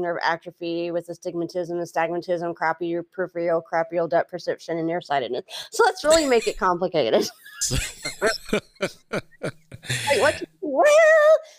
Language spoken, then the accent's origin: English; Texas, United States; also born or lived in New Hampshire; now in Louisiana, United States; I'm a Texas girl. Always will be, and very proud of it